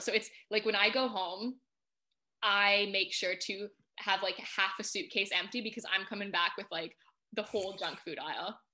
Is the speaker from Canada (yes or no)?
yes; Canada; moved away as an adult; now in United Kingdom; I'm from Canada originally